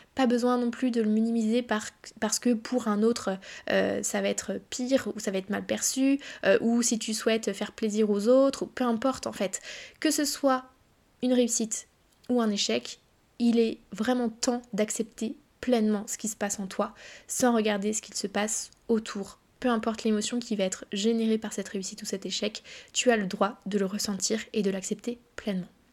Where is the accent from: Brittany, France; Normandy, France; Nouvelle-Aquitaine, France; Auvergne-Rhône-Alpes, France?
Normandy, France; Évreux; moved away as an adult; also born or lived in Caen / Paris; je viens d'Evreux, pour ceux qui connaissent un petit peu la Normandie